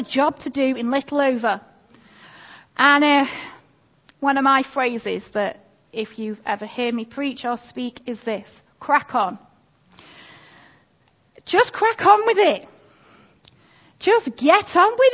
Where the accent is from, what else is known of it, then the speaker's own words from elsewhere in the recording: Manchester, North West England, United Kingdom; also born or lived in Derby / North Wales; now in Chellaston, United Kingdom; I grew up in North Manchester